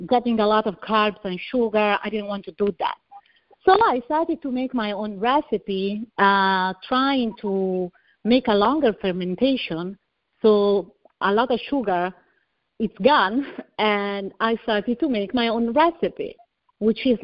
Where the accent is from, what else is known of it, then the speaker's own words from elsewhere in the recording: Italy; accent: Italian; English is a second language; moved away as an adult; also born or lived in Tampa / Miami; now in United States; I'm from Italy, as you can hear from my accent. I was born and raised in a little village in the middle of the vineyard